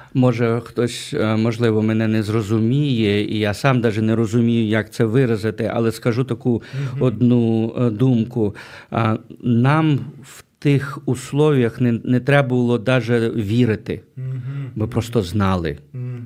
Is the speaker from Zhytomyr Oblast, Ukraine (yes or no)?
yes; Berdychiv, Zhytomyr Oblast, Ukraine; now in United States; я виріс в Бердичеві, в Житомирській області